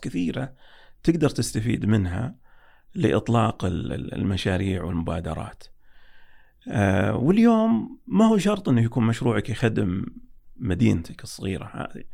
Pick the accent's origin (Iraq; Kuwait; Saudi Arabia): Saudi Arabia; عندنا في السعودية